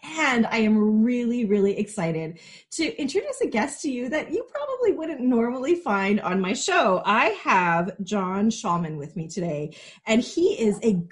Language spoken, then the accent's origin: English; Canada; I am a Canadian